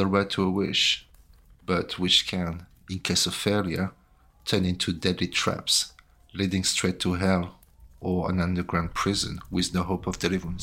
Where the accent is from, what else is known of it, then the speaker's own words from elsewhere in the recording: Brittany, France; I was born in Brittany